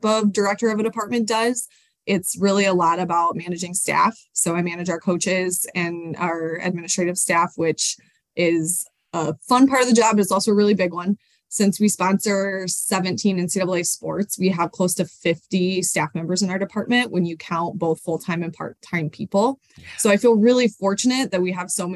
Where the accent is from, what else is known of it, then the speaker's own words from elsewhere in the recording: Colorado, United States; moved away as an adult; also born or lived in Sioux Falls, South Dakota / Midwest; now in St. Paul, United States; I'm originally from Colorado, but I moved to the Midwest.